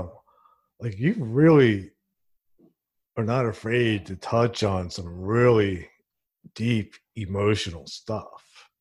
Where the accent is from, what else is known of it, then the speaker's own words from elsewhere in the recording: Princeton, New Jersey, United States; Where I'm from, I'm from Princeton, New Jersey, and, like, theater's actually huge there